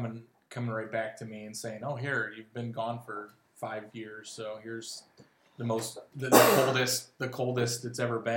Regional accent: Cleveland, Ohio, United States; moved away as an adult; now in Jacksonville, United States; I'm originally from Cleveland

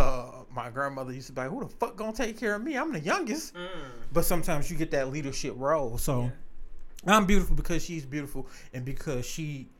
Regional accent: Detroit, Michigan, United States; I'm a nigga from the East Side, baby. Hey, that Mac and Bewick area.

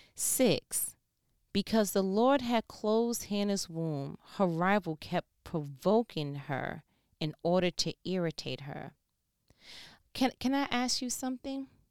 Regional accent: New York, United States; I'm from New York

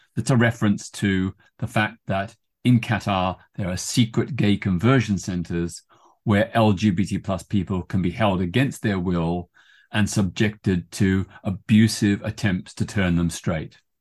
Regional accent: Melbourne, Victoria, Australia; also born or lived in Britain; now in United Kingdom; in my hometown of Melbourne, Australia.

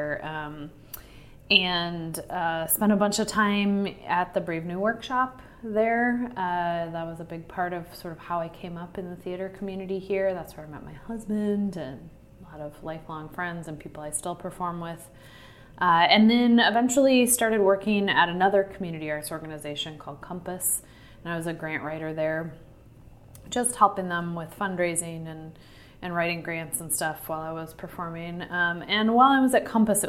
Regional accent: Kansas, United States; moved away as an adult; now in Minneapolis, United States; I'm from Kansas originally

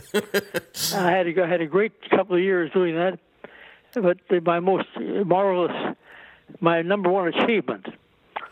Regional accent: Winnipeg, Manitoba, Canada; moved away; also born or lived in Toronto / New York; Growing up in Winnipeg, Canada, naturally, I was very much involved in hockey.

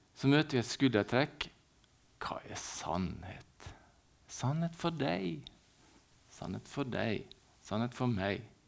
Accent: Ålesund, Møre og Romsdal, Norway; also born or lived in Valderøya; Jeg er født i byen. Vi bruker å si at vi er født på Valderøya når vi er født i byen.

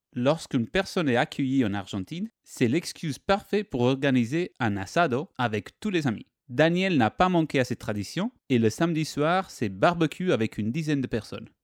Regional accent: Italy; accent: Italian; mon petit accent vient d'Italie

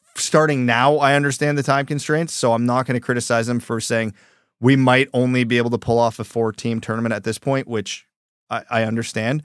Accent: Canada; I'm a Canadian

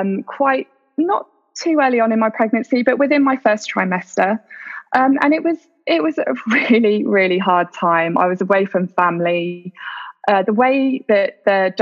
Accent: United Kingdom; moved away as an adult; now in Doha, Qatar; I am a British expat who's currently living in Doha with my family.

